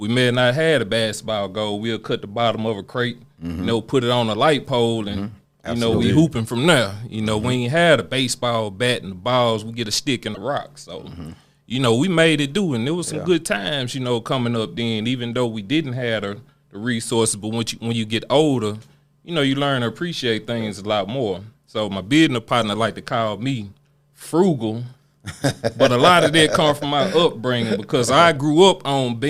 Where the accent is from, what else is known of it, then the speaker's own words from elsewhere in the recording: Memphis, Tennessee, United States; I'm from North Memphis, Tennessee